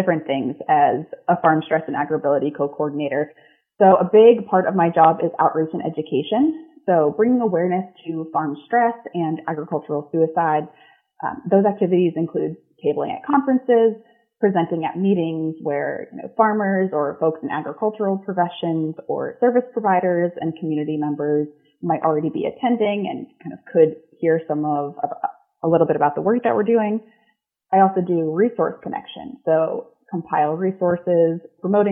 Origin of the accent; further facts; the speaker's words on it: New Hampshire, United States; moved away; also born or lived in Oregon / Washington; I'm originally from New England, mostly grew up in New Hampshire